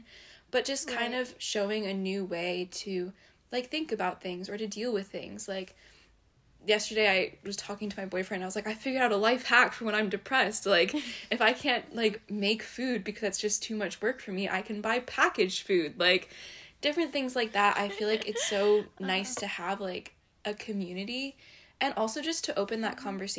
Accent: New Jersey, United States; moved away as an adult; now in Virginia, United States; I'm from New Jersey

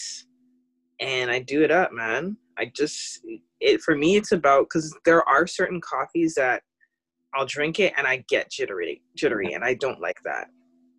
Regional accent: Canada; I am Canadian.

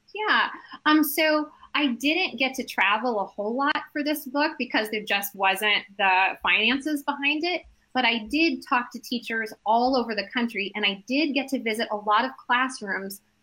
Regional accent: Evansville, Indiana, United States; now in Nashville, United States; Evansville, Indiana, which is my hometown

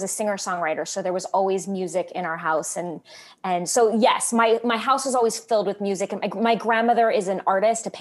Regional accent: Southern California, United States; I grew up in Southern California

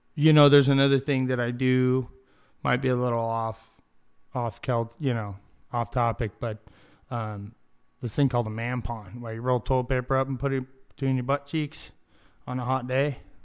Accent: Ocotillo, United States; I'm from Ocotillo

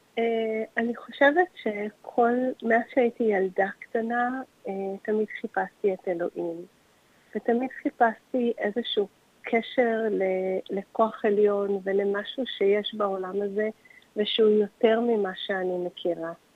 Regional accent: Tel Aviv, Tel Aviv District, Israel; ואני נולדתי וגדלתי בתל אביב

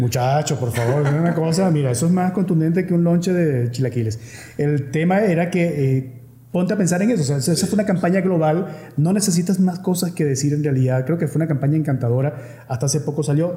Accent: Venezuela; now in Mexico; como venezolano

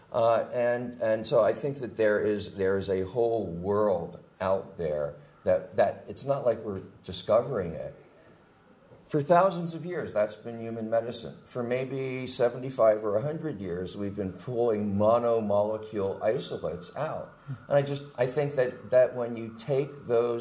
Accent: United States; as an American

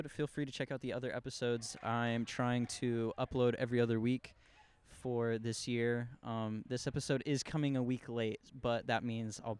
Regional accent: Cincinnati, Ohio, United States; And then he finds out I'm from Cincinnati.

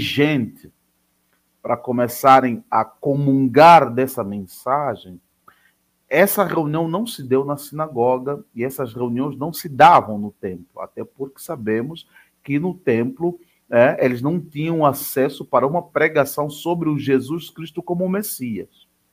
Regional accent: Angola; now in Santa Catarina, Brazil; eu sou angolano

